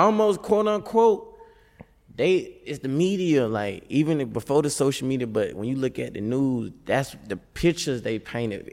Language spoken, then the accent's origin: English; Tallahassee, Florida, United States; moved away as an adult; I was gone from Tallahassee